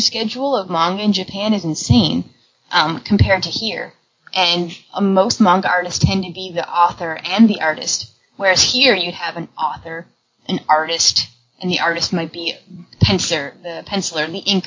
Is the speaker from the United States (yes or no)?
no; Canada; as a Canadian, I can say that I grew up getting a lot of manga in French as well